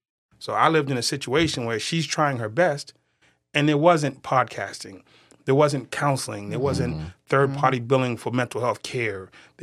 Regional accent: Boston, Massachusetts, United States; accent: Boston; Born and raised in Boston.

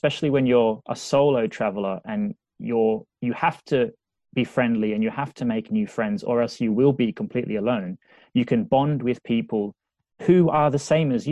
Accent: Australia; moved away as an adult; now in Liverpool, United Kingdom; I'm from Australia.

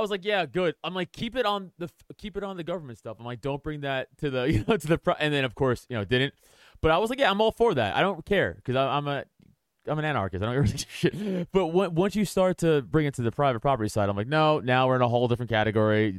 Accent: New York City, New York, United States; also born or lived in Philadelphia area, Pennsylvania; now in Philadelphia, United States; I'm from New York. I'm from Staten Island, but now I live, I live outside

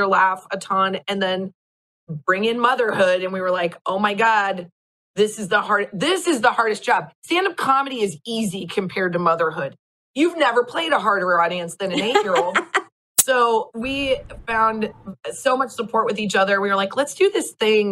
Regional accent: Nebraska, United States; moved away as an adult; also born or lived in Lincoln, Nebraska; now in Los Angeles, United States; we are both from Nebraska, which is not the biggest place

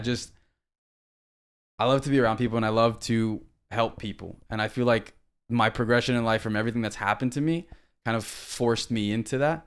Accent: Miami, Florida, United States; also born or lived in Tennessee / Guam; We're from Miami, and we're gonna let you know we're from Miami, and we're proud we're from Miami

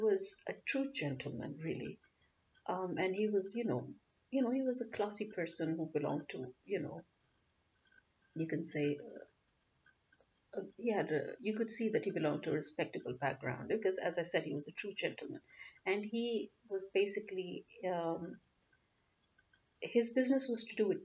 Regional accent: Nigeria; also born or lived in France / England; now in Pakistan; I may have been born and bred in Nigeria, but I have lived the bulk of my life in Pakistan

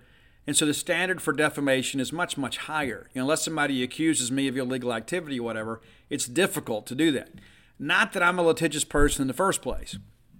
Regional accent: Southern United States, United States; born there; maybe it's because I was born in the South.

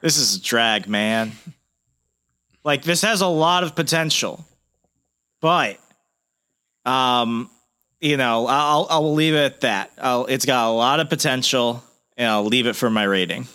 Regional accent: the American South, United States; I'm a Southerner

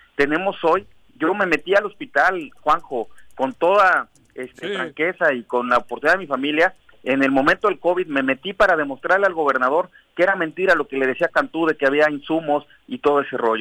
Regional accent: Cuernavaca, Morelos, Mexico; somos de aquí, de Cuernavaca, nos conocemos

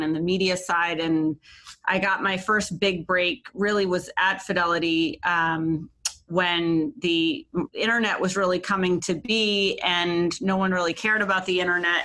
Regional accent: New Hampshire, United States; moved away as an adult; also born or lived in Maine / Boston; I grew up in New Hampshire. I grew up in a very small town.

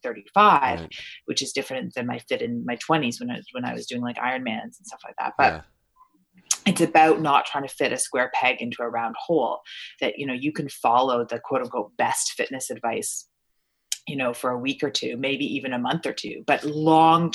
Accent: Ontario, Canada; also born or lived in Toronto, Ontario / Stratford, Ontario / London, Ontario / Niagara-on-the-Lake, Ontario; Although I was born in Toronto, I lived in, you know, Stratford, Ontario, and London, Ontario, and Niagara-on-the-Lake, and all these little places

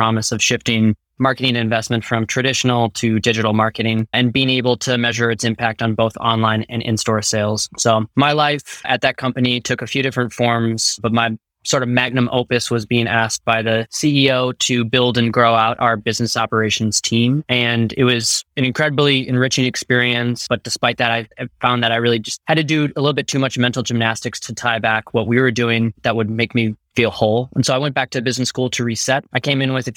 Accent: Minnesota, United States; now in Berkeley, United States; I'm originally from Minnesota and now live in Berkeley with my partner

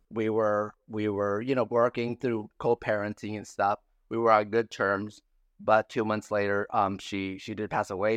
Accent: San Felipe, Baja California, Mexico; moved away as an adult; I grew up in Santa Felipe, Baja California, Mexico

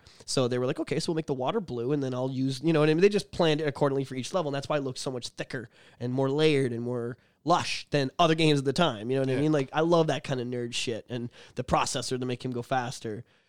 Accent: Oshawa, Ontario, Canada; I grew up in South Oshawa, and the Blockbuster was... six houses from our school.

